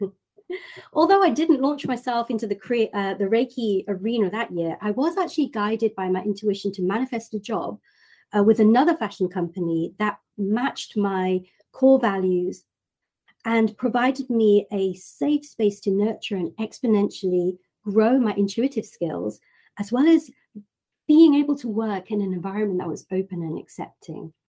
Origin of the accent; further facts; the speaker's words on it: United Kingdom; moved away; in my hometown in the UK